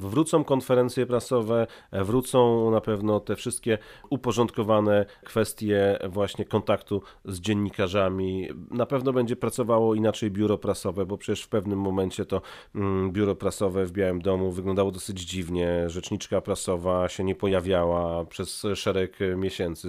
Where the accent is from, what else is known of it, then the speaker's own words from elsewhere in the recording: Poland; moved away as an adult; now in Washington, United States; a skąd ty jesteś? No i pada Polska